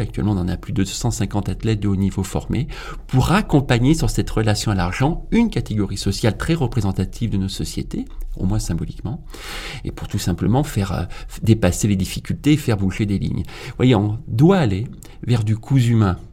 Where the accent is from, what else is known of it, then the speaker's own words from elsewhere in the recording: Auvergne-Rhône-Alpes, France; dans ma région d'origine. Je suis auvergnat